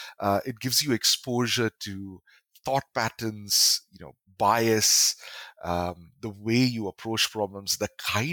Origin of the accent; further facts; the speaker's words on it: Kerala, India; now in Chennai, India; Moving to Chennai even pushed it further because now I am from Kerala. I am in Chennai, and this particular college I was studying at, there were very few Malayalis